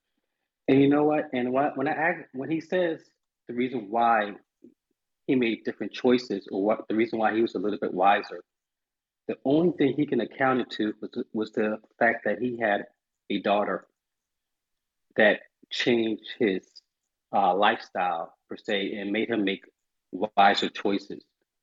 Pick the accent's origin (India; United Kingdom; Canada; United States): United States; Charleston, South Carolina; something that kind of originated in the South, which is where I'm from. I'm from Charleston, South Carolina.